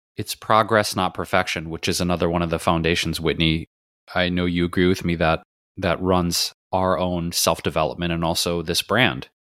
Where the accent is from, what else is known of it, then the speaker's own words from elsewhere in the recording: Detroit, Michigan, United States; now in Los Angeles, United States; I grew up in Detroit, and the neighborhood we were in, my mom and I, was pretty diverse for the time, the 70s and 80s